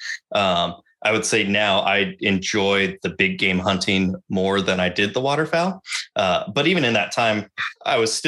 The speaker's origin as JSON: {"language": "English", "country": "United States", "said": "I'm a white man and I'm an American"}